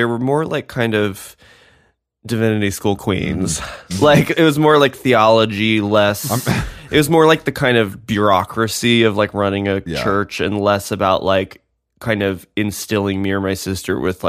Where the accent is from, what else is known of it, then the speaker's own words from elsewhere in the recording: Nashville, Tennessee, United States; You know I'm from Nashville.